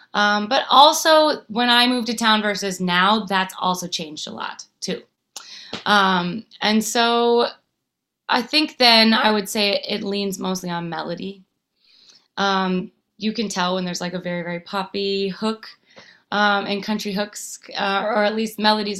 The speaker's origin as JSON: {"language": "English", "town": "Nashville", "region": "Tennessee", "country": "United States", "tie": "born or raised there", "said": "because I grew up in Nashville not really having, I had songwriter women to look up to, artist women to look up"}